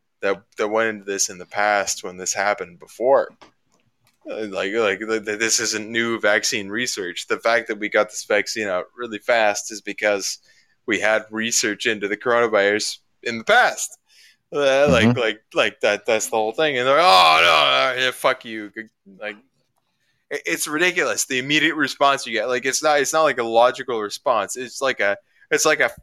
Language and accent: English; Ontario, Canada; we're both from Ontario.